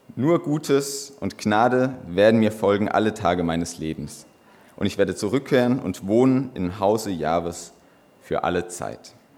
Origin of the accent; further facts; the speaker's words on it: Böhl-Iggelheim, Rhineland-Palatinate, Germany; ich komme aus Böhl-Igelheim